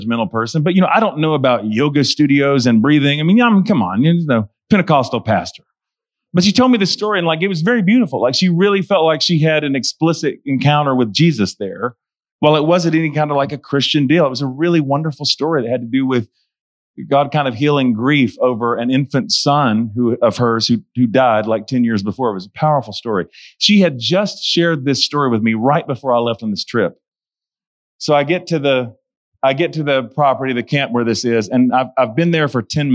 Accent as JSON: {"language": "English", "town": "Charlotte", "region": "North Carolina", "country": "United States", "tie": "born or raised there", "said": "I'm 3.5 hours away from my hometown where I lived."}